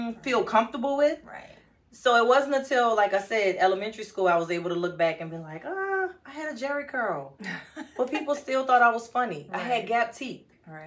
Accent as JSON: {"language": "English", "town": "New Orleans", "region": "Louisiana", "country": "United States", "tie": "born or raised there", "said": "as a kid growing up in New Orleans"}